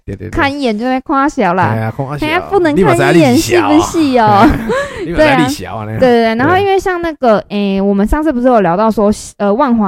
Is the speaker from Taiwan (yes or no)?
yes; Sanchong, New Taipei, Taiwan; 因为我我是三重人嘛